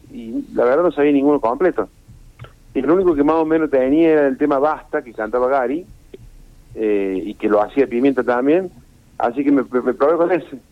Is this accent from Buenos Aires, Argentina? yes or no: no; Rosario, Santa Fe, Argentina; moved away; cuando vivía en Rosario